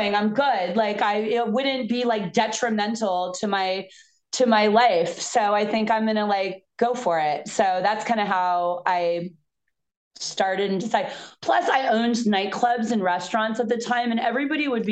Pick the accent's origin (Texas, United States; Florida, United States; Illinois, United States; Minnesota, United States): Florida, United States; Fort Lauderdale; also born or lived in East Coast; now in California, United States; I grew up in Fort Lauderdale in the 80s.